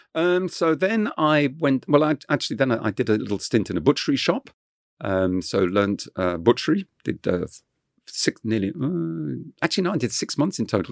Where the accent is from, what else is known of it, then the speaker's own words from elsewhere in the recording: Kent, South East England, United Kingdom; first language French; English is a second language; growing up in Kent, uh, w-, was just wonderful because it, it was in the countryside.